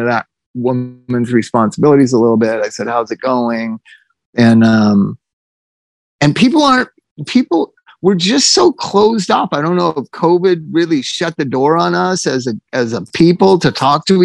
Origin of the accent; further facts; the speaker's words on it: United States; we as an American society